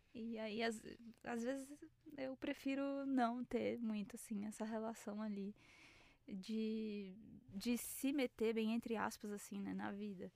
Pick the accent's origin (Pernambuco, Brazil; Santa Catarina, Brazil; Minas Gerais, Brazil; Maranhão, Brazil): Pernambuco, Brazil; Recife; moved away as an adult; now in São Paulo, Brazil; eu sou de Recife e eu vinha sempre passar as férias aqui em São Paulo